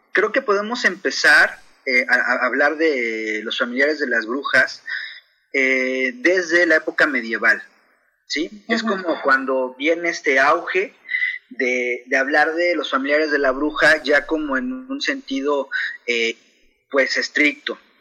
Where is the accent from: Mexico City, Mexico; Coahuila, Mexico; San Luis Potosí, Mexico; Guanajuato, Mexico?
Mexico City, Mexico; now in Chihuahua, Mexico; yo soy originario de la Ciudad de México